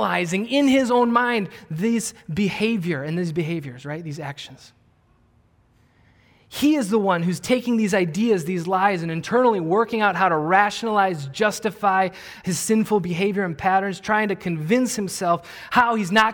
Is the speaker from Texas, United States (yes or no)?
no; Wisconsin, United States; I grew up in Wisconsin